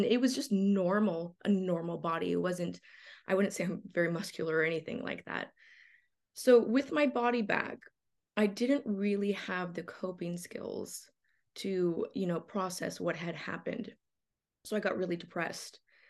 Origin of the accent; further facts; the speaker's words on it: Los Angeles, California, United States; born there; So, you know, I was born in Los Angeles, like very normal, very like ordinary circumstances.